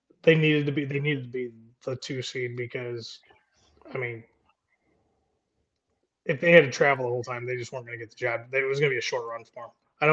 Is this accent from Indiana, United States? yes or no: yes; South Bend, Indiana, United States; I grew up in South Bend, Indiana. So I had lake effect snow growing up. So it was 6 feet of winter.